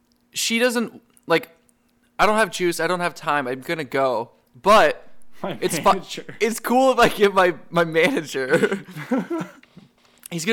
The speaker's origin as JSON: {"language": "English", "region": "New England", "country": "United States", "said": "I'm from New England"}